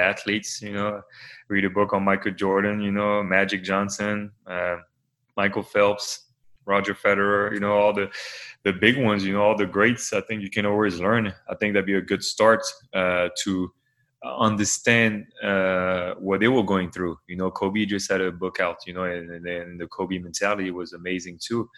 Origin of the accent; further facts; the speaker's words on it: Normandy, France; moved away; I come from France, you know, and from Normandy, a region that is really, really small